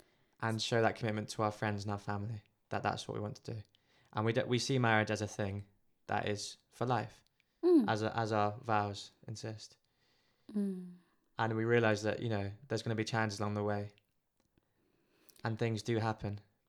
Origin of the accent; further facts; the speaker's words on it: Philippines; Being Filipino, there's different stuff going on.